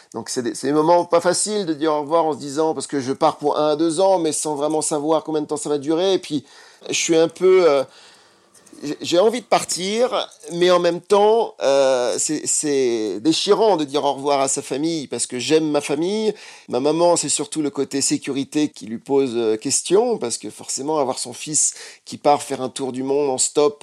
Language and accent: French; France; je suis français.